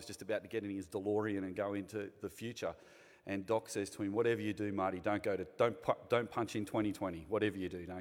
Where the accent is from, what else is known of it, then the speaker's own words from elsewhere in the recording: Sydney, New South Wales, Australia; I've grown up in a very privileged place in the Sutherland Shire. I've spent all but three of my 52 years in the Sutherland Shire. I was born in Caringbah Hospital